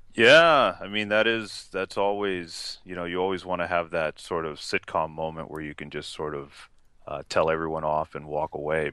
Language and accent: English; Los Angeles, California, United States; moved away as an adult; also born or lived in Bronx, New York / Utah; now in Seattle, United States; moved out to L A when I was about three